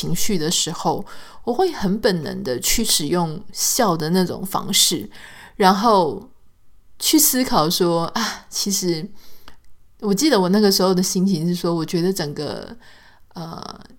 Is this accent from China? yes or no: no; Taiwan; now in California, United States; 那我自己特别是这样嘛，我们从这个台湾搬到了加州。